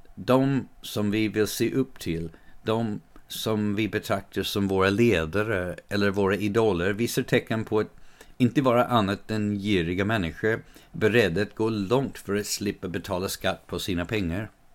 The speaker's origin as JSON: {"language": "Swedish", "country": "United States", "tie": "born or raised there", "moved": "yes", "lives_now": "Sweden", "said": "I den delen av USA där jag växte upp"}